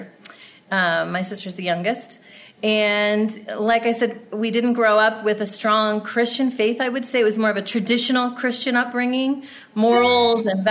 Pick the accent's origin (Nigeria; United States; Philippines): United States; New Jersey shore; I grew up in New Jersey on the New Jersey shore